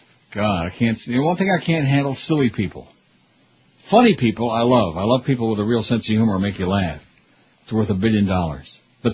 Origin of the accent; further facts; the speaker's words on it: Canada; I'm Canadian. I'm not too sexual, eh?